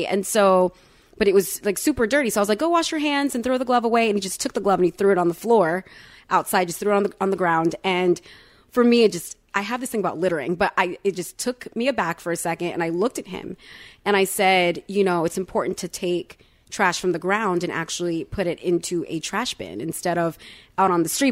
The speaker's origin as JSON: {"language": "English", "region": "Florida", "country": "United States", "tie": "born or raised there", "said": "I was born in Florida. I was my, uh, parents' first child born in America."}